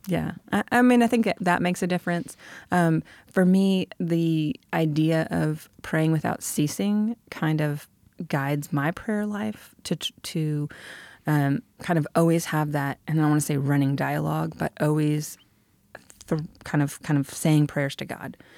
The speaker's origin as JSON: {"language": "English", "region": "Michigan", "country": "United States", "moved": "yes", "said": "I'm from Michigan"}